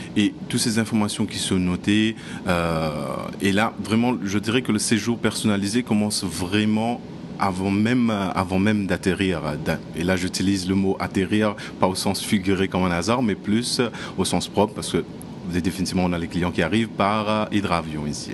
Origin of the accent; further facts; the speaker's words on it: Mauritius; now in Maldives; je viens de Maurice